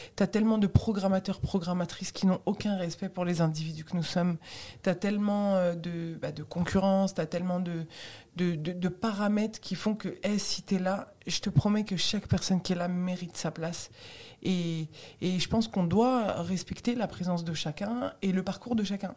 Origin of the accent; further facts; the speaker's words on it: France; also born or lived in Tunisia (origin/ancestry); je suis française